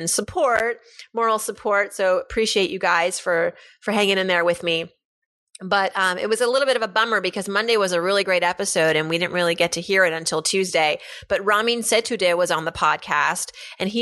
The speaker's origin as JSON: {"language": "English", "region": "Pennsylvania", "country": "United States", "tie": "born or raised there", "moved": "yes", "said": "We are both from Pennsylvania. In fact, we both went to a program during high school"}